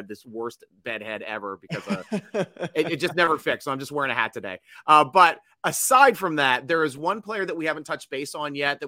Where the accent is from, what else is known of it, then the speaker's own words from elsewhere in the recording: Maryland, United States; I'm from the Maryland area.